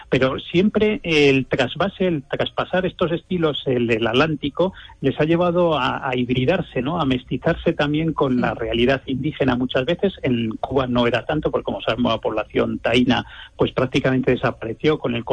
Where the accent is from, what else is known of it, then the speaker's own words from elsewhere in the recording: Castilla-La Mancha, Spain; como españoles o castellano-manchegos